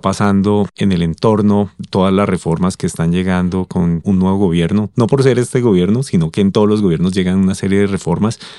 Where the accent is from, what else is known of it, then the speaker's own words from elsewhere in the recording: Colombia; Como colombianos tendemos a ser un poco negativos